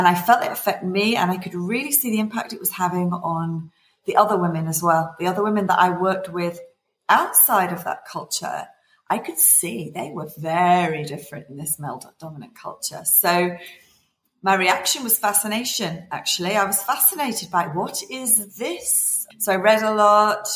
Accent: Liverpool, North West England, United Kingdom; I was born in Liverpool, in England. I went to a mixed comprehensive school

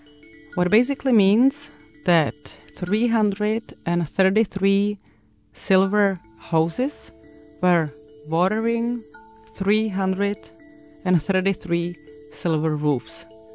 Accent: Prague, Czechia; English is a second language; from Prague, Czech Republic

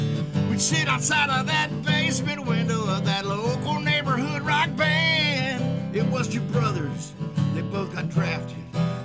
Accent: Louisville, Kentucky, United States; now in Tennessee, United States; So this is my memories of growing up in Louisville, Kentucky.

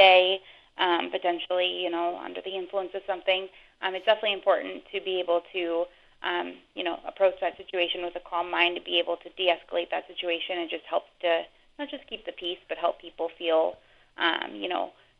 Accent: Bellingham, Washington, United States; I'm from Bellingham. I went to Western Washington University

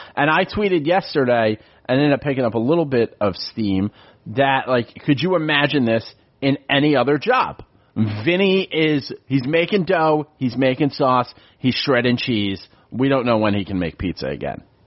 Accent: New York City, New York, United States; now in Philadelphia, United States; I'm born and raised in the Bronx

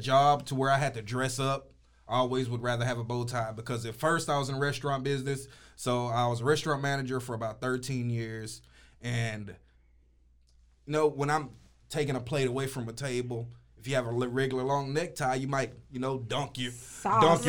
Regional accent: Waco, Texas, United States; I was born and raised in the North Side

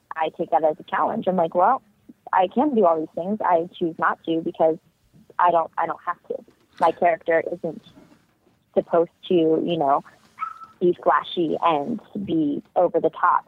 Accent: Ohio, United States; now in Florida, United States; I grew up in Ohio and it's a very farmy area that I grew up in.

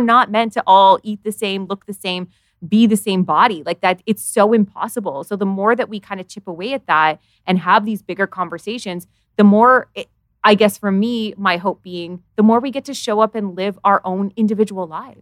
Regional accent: Canada; I live in Canada

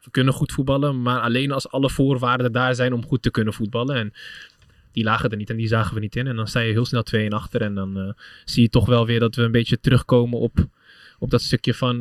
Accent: Utrecht, Netherlands; Ik ben Utrechter

